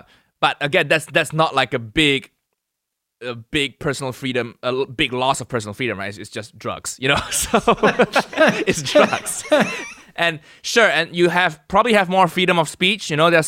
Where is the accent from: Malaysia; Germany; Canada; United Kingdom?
Malaysia; To be honest, growing up in Malaysia, it's unless you were rich, you know, everybody kind of is on the same path.